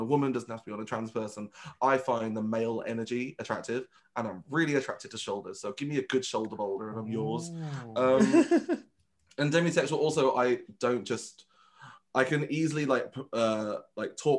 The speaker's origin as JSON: {"language": "English", "town": "Birmingham", "region": "West Midlands", "country": "United Kingdom", "first_language": "Vietnamese", "second_language": "English", "moved": "as an adult", "said": "I moved away from Birmingham."}